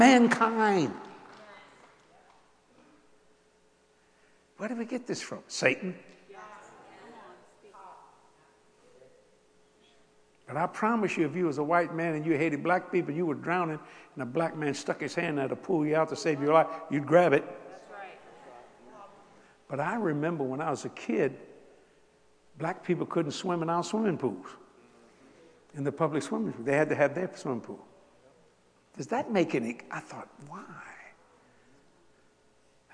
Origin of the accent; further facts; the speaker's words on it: South Louisiana, United States; moved away; I'm a Cajun from South Louisiana